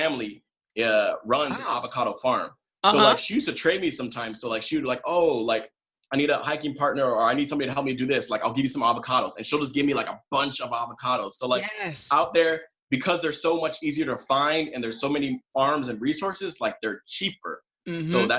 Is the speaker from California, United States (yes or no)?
yes; San Diego, California, United States; moved away as an adult; now in South Korea; I'm from San Diego, California. Mm-hmm. I've been living and working in Korea as an English teacher for about 5 years now.